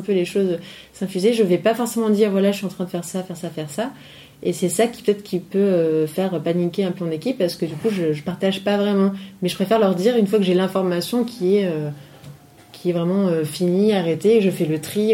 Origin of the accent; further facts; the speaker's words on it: Nice, Provence-Alpes-Côte d'Azur, France; moved away as an adult; also born or lived in Paris; je suis donc originaire de Nice.